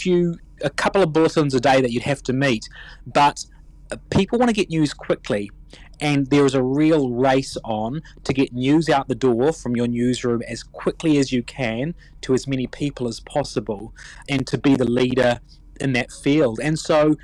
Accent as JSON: {"language": "English", "country": "New Zealand", "tie": "born or raised there", "also_born_or_lived": "Wellington, New Zealand", "said": "I'm a New Zealand-born Indian, second-generation Kiwi"}